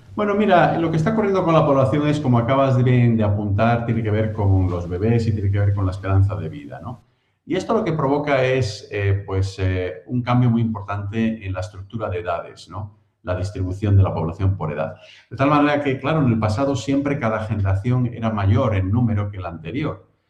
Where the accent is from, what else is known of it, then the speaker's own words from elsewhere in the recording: Spain; moved away as an adult; also born or lived in United States; now in Cambridge, United Kingdom; Nacido en España, criado en España, también estudié allí la primaria, la secundaria